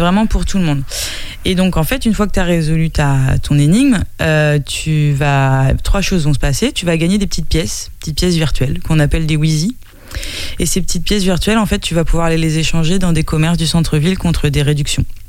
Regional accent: Nantes, Pays de la Loire, France; moved away as an adult; now in Angers, France; je suis pas angevine euh, d'origine, je suis nantaise d'origine, mais ça fait dix ans que je suis installée là

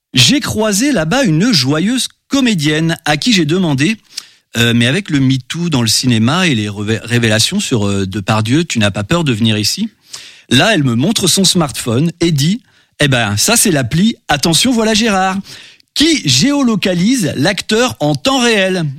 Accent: Normandy, France; je suis normand

